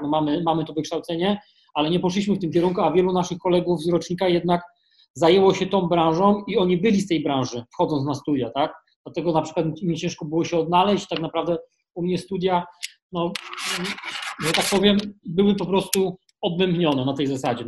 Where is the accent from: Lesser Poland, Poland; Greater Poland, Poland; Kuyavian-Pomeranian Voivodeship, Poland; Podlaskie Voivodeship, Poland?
Lesser Poland, Poland; Kraków; Ja jestem z Krakowa